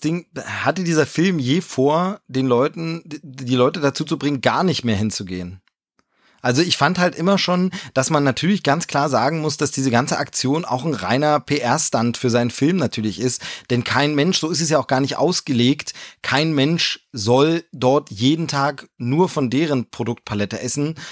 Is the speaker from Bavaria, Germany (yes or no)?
yes; Bavaria, Germany; bei uns in Bayern